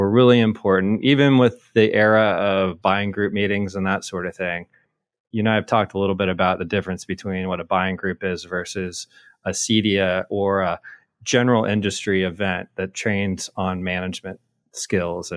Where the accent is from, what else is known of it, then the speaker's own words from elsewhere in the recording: Midwest, United States; I'm a Midwesterner